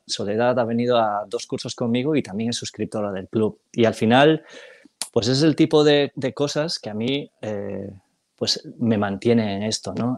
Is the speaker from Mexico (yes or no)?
no; Galicia, Spain; soy gallego del 76